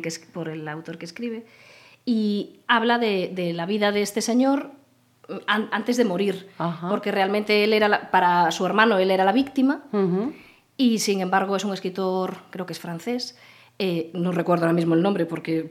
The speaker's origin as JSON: {"language": "Spanish", "town": "Arcade", "region": "Galicia", "country": "Spain", "tie": "born or raised there", "also_born_or_lived": "Vigo / Santiago de Compostela", "lives_now": "Pontevedra, Spain", "said": "realmente nací en Vigo porque el hospital, ah. el hospital donde nací estaba en Vigo, pero yo viví hasta los 14 años, viví con mis padres en Arcade."}